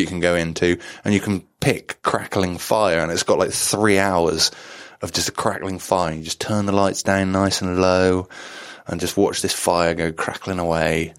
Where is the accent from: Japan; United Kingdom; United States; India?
United Kingdom; just outside Wales, England; I grew up just, just slightly outside of Wales